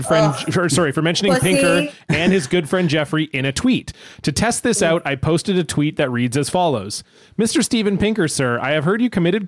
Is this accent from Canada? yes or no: yes; Canada; we are Canadian.